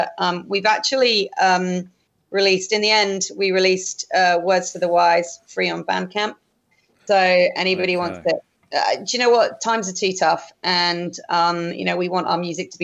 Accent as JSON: {"language": "English", "region": "England", "country": "United Kingdom", "also_born_or_lived": "Northern Beaches, Sydney", "moved": "yes", "lives_now": "Sydney, Australia", "said": "as an English person"}